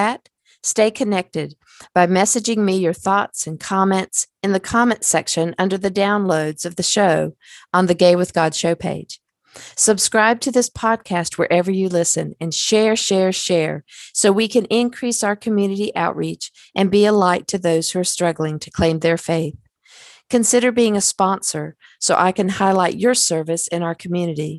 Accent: the South, United States; we're from the South

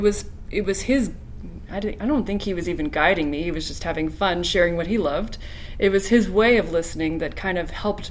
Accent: Denver, Colorado, United States; I grew up in Denver, Colorado

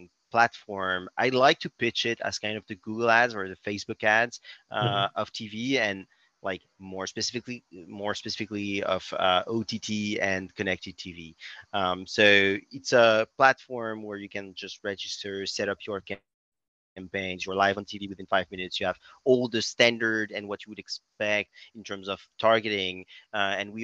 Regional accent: France; accent: French; English is a second language; also born or lived in Berkeley, California; As you may notice by my accent, I'm French. I'm still based in Paris, but now fly a lot in the US

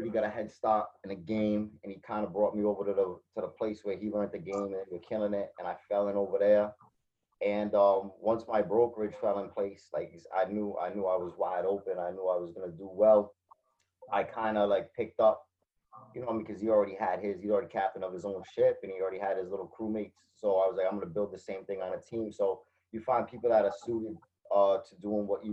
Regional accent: Fall River, Massachusetts, United States; It's my hometown. I'm still here.

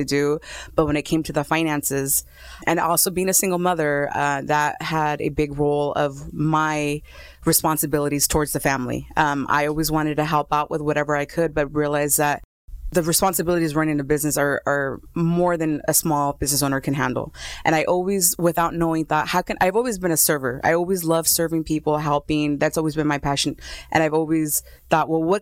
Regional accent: Los Angeles, California, United States; I was born in Los Angeles

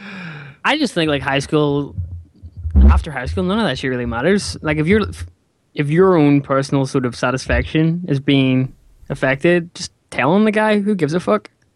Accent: Northern Ireland, United Kingdom; he's from my he's from my home country

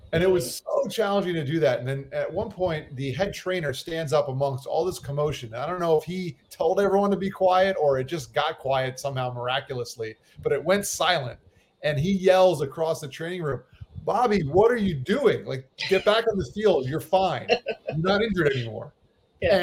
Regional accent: west of Fort Lauderdale, South Florida, United States; also born or lived in New York; I grew up in South Florida. I was actually born in New York, and I moved to South Florida when I was just a kid. My parents moved out to an area west of Fort Lauderdale

